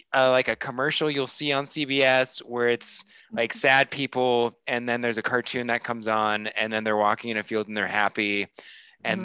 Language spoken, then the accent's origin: English; Des Moines, Iowa, United States; moved away; where I grew up in Des Moines, aka the Canada of the United States